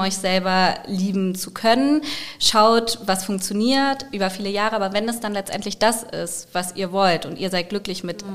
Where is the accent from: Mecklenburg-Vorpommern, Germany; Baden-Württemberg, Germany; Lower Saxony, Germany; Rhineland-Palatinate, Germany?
Lower Saxony, Germany; Großenwieden; in Großen Wieden, weil ich da halt groß geworden bin in dem Dorf.